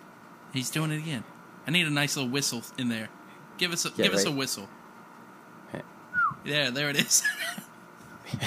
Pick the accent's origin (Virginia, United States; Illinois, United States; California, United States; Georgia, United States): Virginia, United States; Danville; we grew up in the same town, Danville, Virginia.